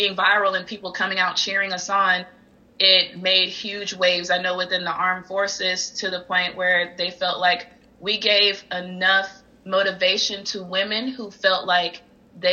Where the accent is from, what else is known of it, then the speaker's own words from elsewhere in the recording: Albany, Georgia, United States; moved away as an adult; now in United Kingdom; Born and raised in Albany, proud to be an Albany native